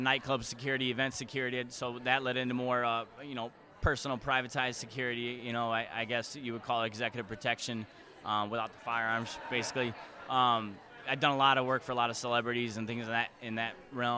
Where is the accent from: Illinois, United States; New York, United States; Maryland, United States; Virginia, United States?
Illinois, United States; Chicago; I'm from Chicago. That's where my company is.